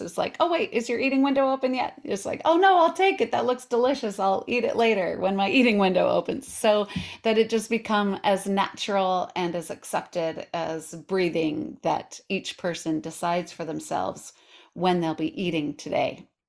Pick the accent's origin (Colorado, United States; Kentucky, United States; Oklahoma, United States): Colorado, United States; also born or lived in New York City; now in Portland, United States; I live in Portland, Oregon, but I was raised in Colorado. I lived in New York City